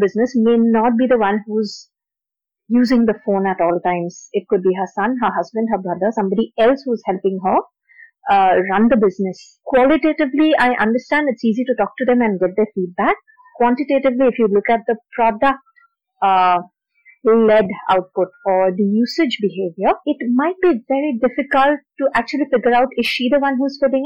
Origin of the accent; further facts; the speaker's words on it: Assam, India; I'm from Assam